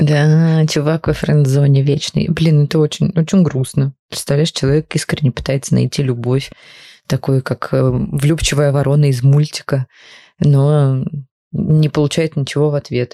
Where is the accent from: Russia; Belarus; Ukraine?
Ukraine; мы вместе росли в Украине